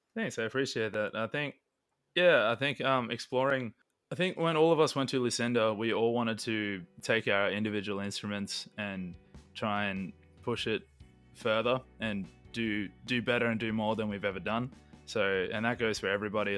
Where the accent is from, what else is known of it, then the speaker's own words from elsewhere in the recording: Queensland, Australia; we're we're from Queensland